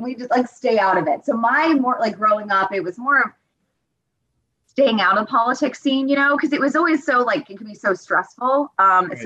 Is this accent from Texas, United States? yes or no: yes; Austin, Texas, United States; moved away as an adult; also born or lived in Georgia / Pennsylvania; now in Washington, D.C., United States; I was born and raised in Austin, Texas